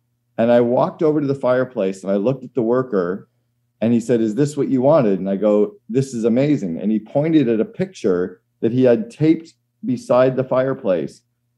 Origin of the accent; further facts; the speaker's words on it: Northern Canada, Canada; And I grew up in Northern Canada. We always had a fire going in the home.